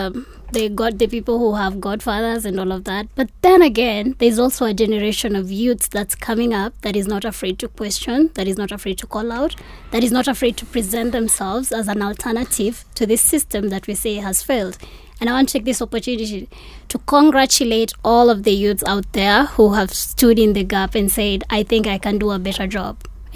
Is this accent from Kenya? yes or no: yes; Mathare, Nairobi, Kenya; I am from Mathare.